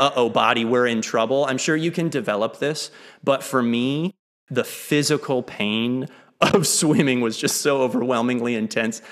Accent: Lake Jackson, Texas, United States; moved away as an adult; also born or lived in Maine / Kuala Lumpur, Malaysia; I grew up in Lake Jackson, Texas, about an hour south of Houston. Uh, I moved there when I was six. I was originally born in Maine

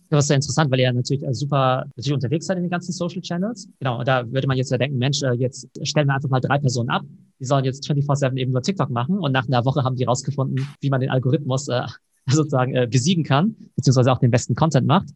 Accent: Germany; bei uns in Deutschland

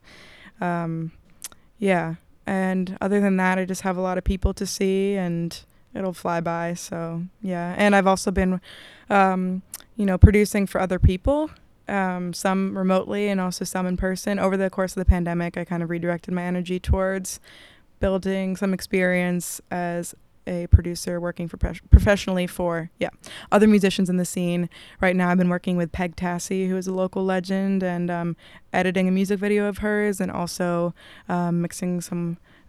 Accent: Italy; born there; I was born in Italy, and my dad lives in Italy, so I have EU citizenship.

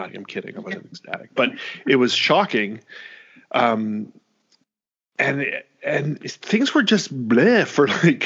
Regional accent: Canada; moved away as an adult; now in United States; as a Canadian

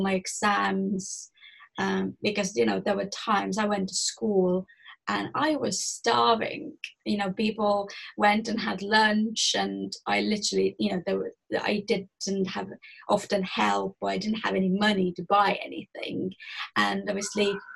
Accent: Estonia; moved away; I'm originally from Estonia. It is a very small country in Europe. And I was born to a very poor family.

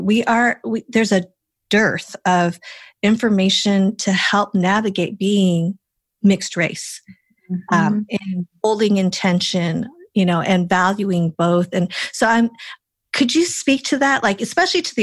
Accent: Colorado, United States; also born or lived in Wisconsin / Hong Kong; born in Wisconsin, you know, raised in Colorado.

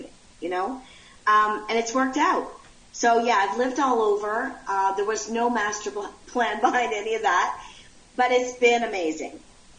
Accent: Ottawa, Ontario, Canada; moved away as an adult; also born or lived in Montreal, Quebec, Canada; now in South Carolina, United States; Born in Montreal, Quebec, Canada. Raised in Ottawa, Ontario, Canada.

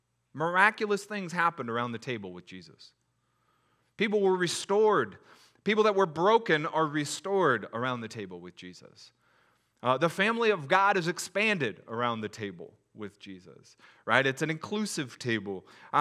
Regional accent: SeaTac, Washington, United States; I grew up in SeaTac. We made it happen.

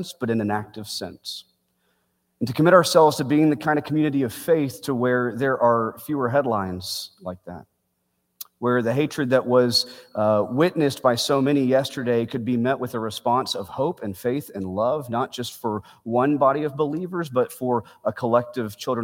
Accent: Bedford, Texas, United States; Beth Israel Synagogue is a 12-minute drive from the home that I grew up in Bedford, Texas

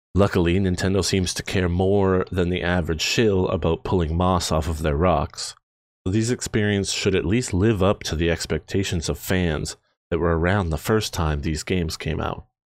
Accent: Canada; We are from Canada. I'm proud to be Canadian

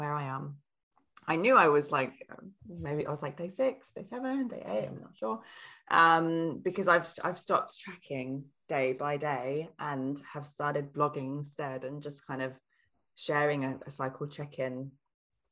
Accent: Sheffield, Yorkshire and the Humber, United Kingdom; now in Germany; I'm from Sheffield

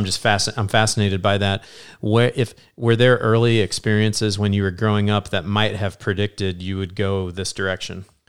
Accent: Southern Illinois, United States; now in Indianapolis, United States; I'm from Southern Illinois

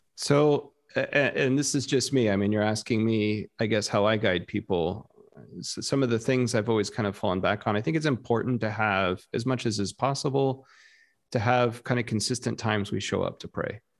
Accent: South Texas, United States; moved away; growing up in Texas

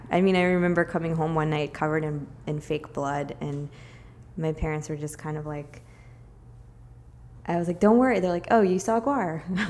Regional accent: Richmond, Virginia, United States; moved away as an adult; now in Brooklyn, United States; I grew up in Richmond.

